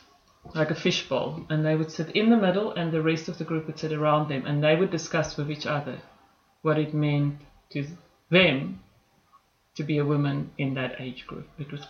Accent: Copperton, Northern Cape, South Africa; also born or lived in Phalaborwa; Then we moved to a place called Copperton. Copperton is a very small

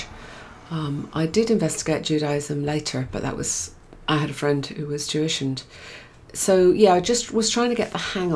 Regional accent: England, United Kingdom; also born or lived in Cape Town, South Africa; now in Australia; I was the single daughter born in England.

